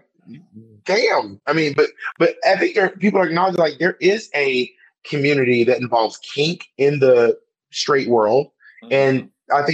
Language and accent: English; Atlanta, Georgia, United States; moved away; I'm from Atlanta